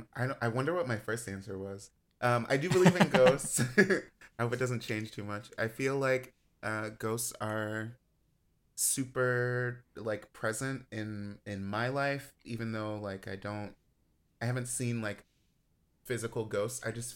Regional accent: Baton Rouge, Louisiana, United States; born there; I love the South. I was born in Baton Rouge.

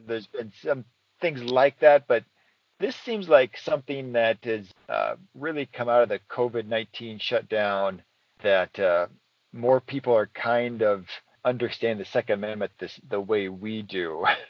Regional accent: Iowa, United States; I was born in Iowa

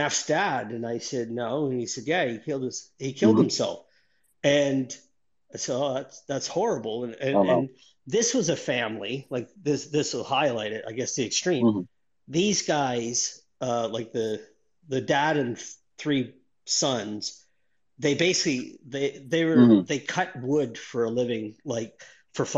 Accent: Northern Ontario, Canada; moved away as an adult; now in Australia; I grew up in Northern Ontario, Canada, in a town of, you know, 800 mm-hmm. people.

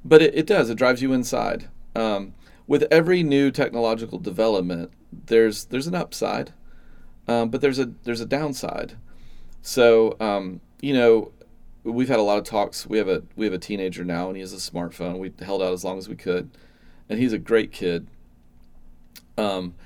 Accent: Atlanta, Georgia, United States; I grew up in the Atlanta suburbs

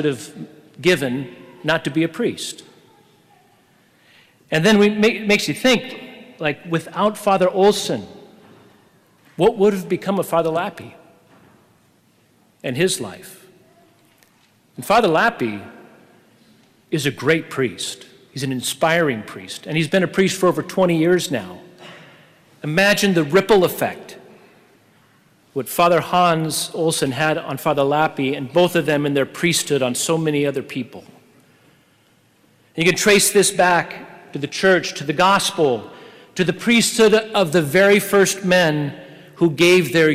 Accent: Oregon, United States; I was from Oregon

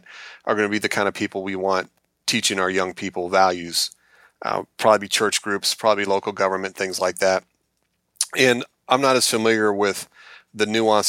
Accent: Alabama, United States; And I also remember them being shocked that I was from Alabama.

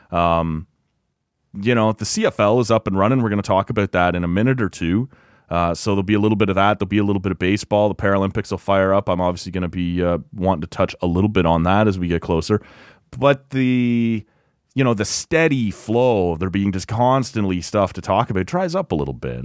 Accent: Kawarthas, Ontario, Canada; I grew up in the Kawarth as, you know, every weekend we'd be boating or cottaging or camping

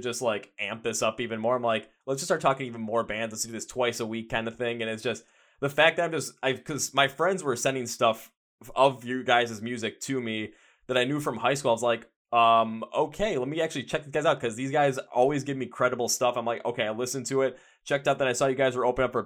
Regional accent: Milwaukee, Wisconsin, United States; my hometown of Milwaukee

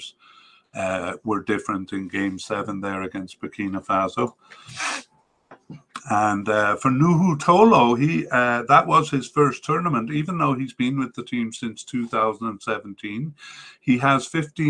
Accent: Canada; as a Canadian

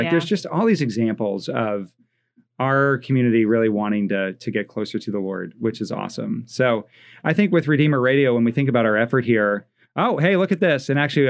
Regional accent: East Coast, United States; now in Fort Wayne, United States; one of the things I love about living in Fort Wayne, I grew up on the East Coast.

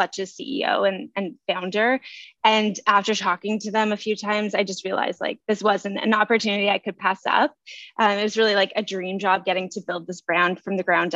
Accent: Nova Scotia, Canada; now in Toronto, Canada; I'm from Nova Scotia.

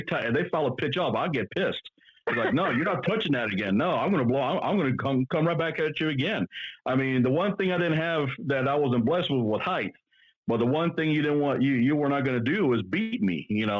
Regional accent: Louisiana, United States; And to me, being a Cajun is, if you're going to come against us, we're going to go at you all through and through as hard as we can.

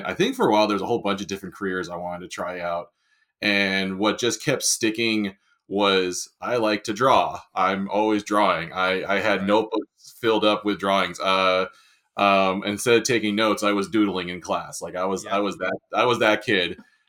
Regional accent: San Diego, California, United States; also born or lived in Long Island, New York; I was born in Long Island, New York. But my parents quickly moved out to San Diego.

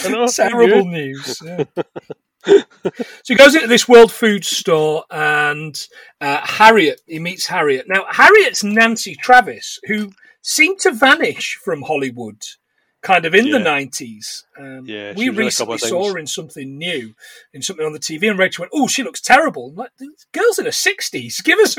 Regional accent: England, United Kingdom; accent: English; his English accent's worse than mine, and we're both English.

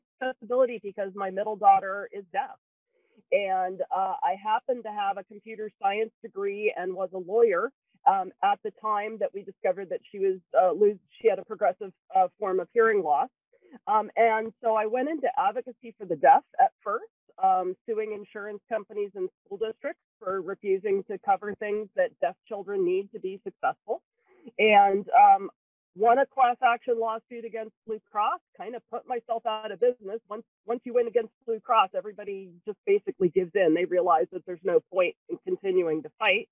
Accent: New Brunswick, Canada; now in Cupertino, United States; I'm originally from the province of New Brunswick in northeastern Canada, the main side of Canada

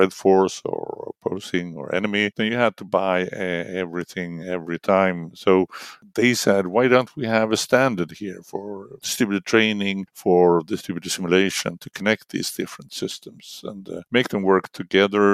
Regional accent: Linköping, Östergötland, Sweden; I studied in my hometown, Linköping

